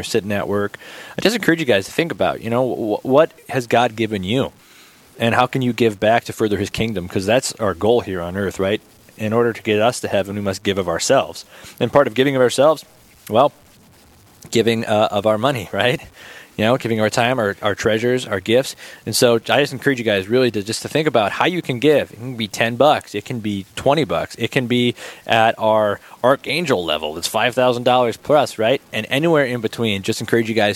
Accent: Bismarck, North Dakota, United States; now in Aberdeen, United States; Originally from Bismarck, North Dakota

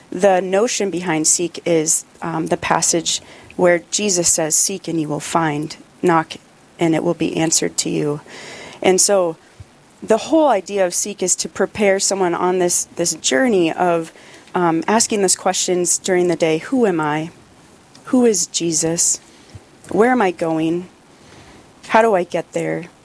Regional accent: North Dakota, United States; I ended up landing in a parish in my hometown, St. William's. And from there, I just had this passion to continue sharing the gospel with people. And I didn't know if it was in parish life, but I knew I wanted to come back to North Dakota.

